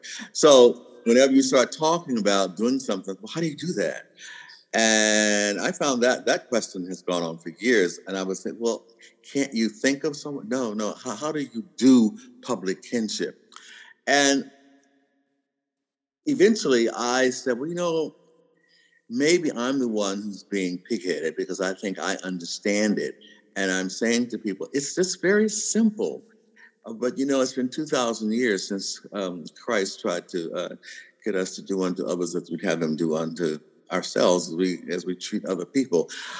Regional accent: the South, United States; And I mean, I'm from the South, and I can remember the days where you would actually hear people on television say, would you want your daughter to marry one?

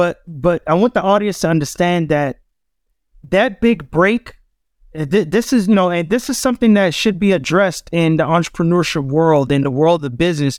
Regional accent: Los Angeles, California, United States; I'm inspired by this because I am from Crenshaw. But at the same time, let's represent for the hometown, Freetown

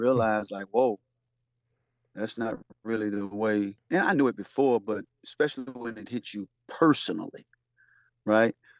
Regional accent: the South, United States; growing up in the South

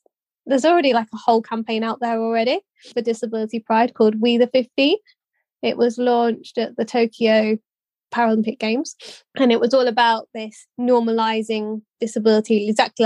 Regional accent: Leicestershire, East Midlands, United Kingdom; Leicestershire, just to bring in my hometown one

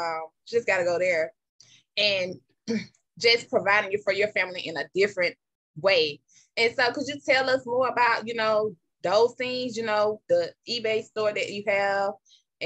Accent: Jackson, Mississippi, United States; now in Atlanta, United States; I was born in Jackson, Mississippi.

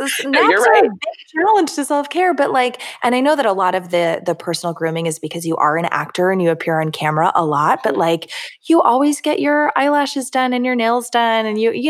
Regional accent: Florida, United States; Yeah, this is me. I'm from Florida.

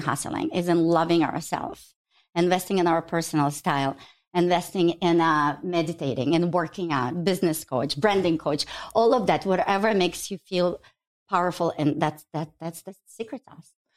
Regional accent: Ukraine; now in Chicago, United States; I was born in Ukraine

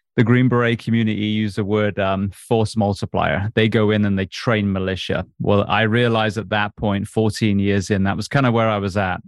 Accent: England, United Kingdom; I grew up on a farm in England.

